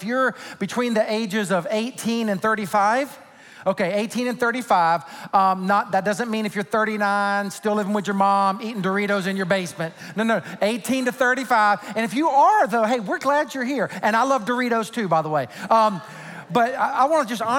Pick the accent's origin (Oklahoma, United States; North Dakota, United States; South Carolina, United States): South Carolina, United States; Sumter; moved away; In my home state of South Carolina, particularly in my hometown of Sumter, South Carolina